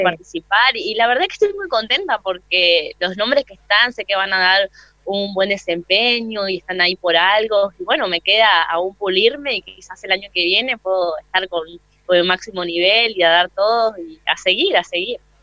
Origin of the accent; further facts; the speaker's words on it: Posadas, Misiones, Argentina; moved away as an adult; now in Buenos Aires, Argentina; soy de Posadas Misiones, de la Tierra Colorada, allá en el norte de Argentina.